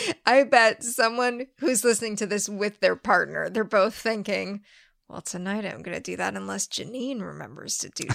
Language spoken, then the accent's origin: English; United States; as an American